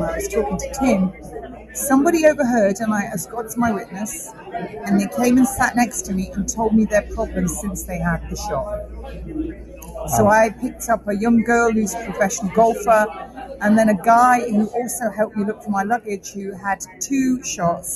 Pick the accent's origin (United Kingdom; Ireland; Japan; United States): United Kingdom; I am a Brit